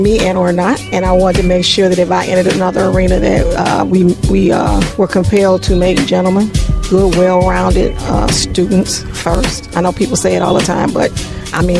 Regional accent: Chicago, Illinois, United States; I'm from Inglewood, born and raised

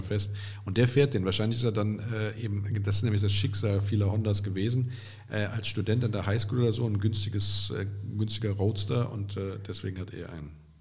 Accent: Andernach, Rhineland-Palatinate, Germany; Kottenheim ist ja gar nicht weit weg von meiner Geburtsstadt Andernach

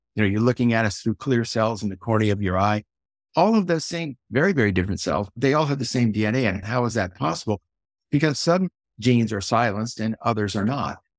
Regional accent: Silicon Valley, California, United States; grew up here in Silicon Valley

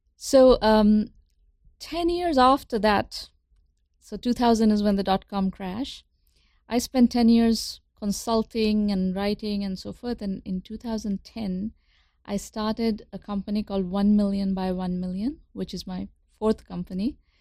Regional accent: India; moved away as an adult; now in United States; I grew up in India, in pre-liberalization India

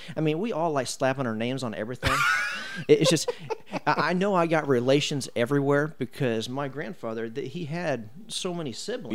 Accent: Brownsburg, Indiana, United States; I was born and raised here in Brownsburg

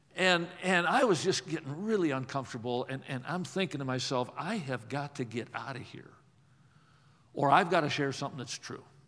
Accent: Watertown, Wisconsin, United States; I grew up in Watertown, Wisconsin

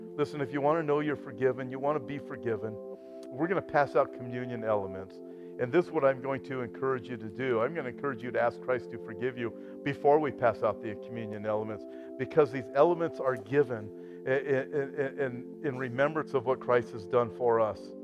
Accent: California, United States; I'm from California

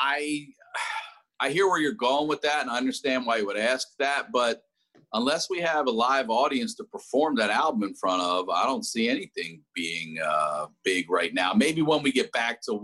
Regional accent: Baltimore, Maryland, United States; I'm from Baltimore, not Philly

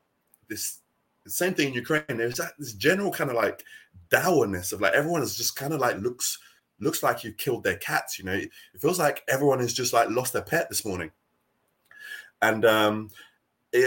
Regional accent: United Kingdom; accent: British; also born or lived in Nigeria; my accent, the way I roll, the way I dress, my culture is very British.

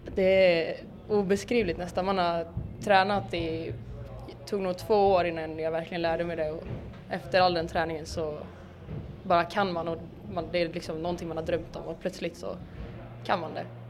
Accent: Borås, Västra Götaland, Sweden; now in Malmö, Sweden; jag kommer från Borås men jag bor i Malmö just nu.

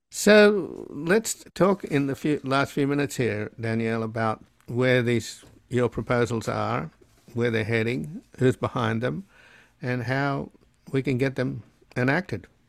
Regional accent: Australia; now in United States; I come from Australia

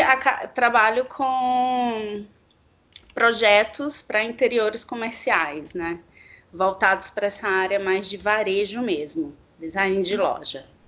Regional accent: Salvador, Bahia, Brazil; moved away as an adult; now in São Paulo, Brazil; sou baiana, de Salvador

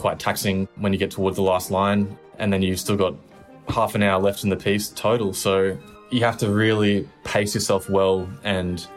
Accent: Brisbane, Queensland, Australia; moved away as an adult; now in Melbourne, Australia; going back home to Brisbane

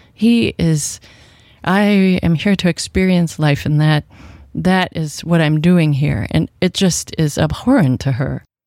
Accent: Washington, United States; I grew up in Washington State

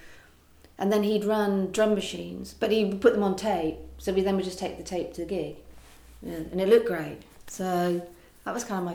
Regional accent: West Country, South West England, United Kingdom; I grew up in the West Country

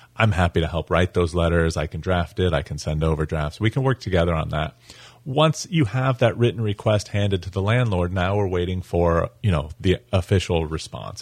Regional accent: Colorado, United States; moved away as an adult; now in St. Augustine, United States; I'm originally from Colorado, but I've been in Florida for about 11 years now

